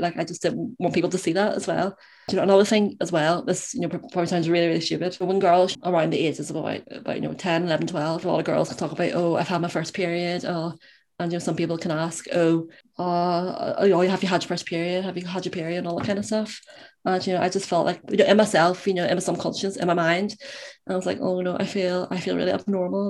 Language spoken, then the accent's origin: English; Belfast, Northern Ireland, United Kingdom; I am from Belfast in Northern Ireland